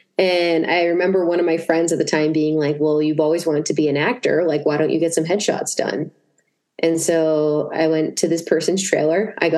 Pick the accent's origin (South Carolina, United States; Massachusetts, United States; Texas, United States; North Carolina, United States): Massachusetts, United States; born or raised there